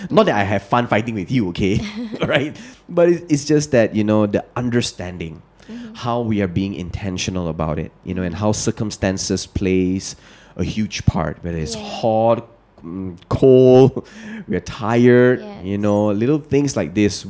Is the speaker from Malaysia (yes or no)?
yes; Malaysia; You're Indonesian, I'm Malaysian